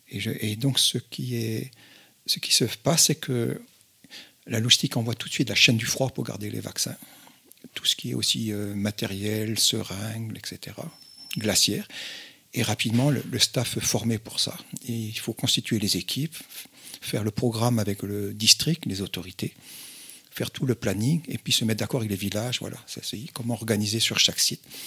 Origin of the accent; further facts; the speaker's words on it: Brittany, France; moved away; also born or lived in North Benin; je suis breton de tiens, mes, mes origines bretonnes